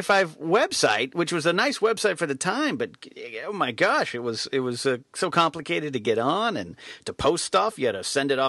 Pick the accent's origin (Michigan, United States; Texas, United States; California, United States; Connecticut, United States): California, United States; Arroyo Grande; when I was up in my hometown of Arroyo Grande, California